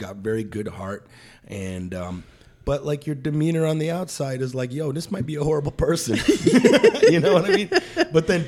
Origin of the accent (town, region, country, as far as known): Detroit, Michigan, United States; moved away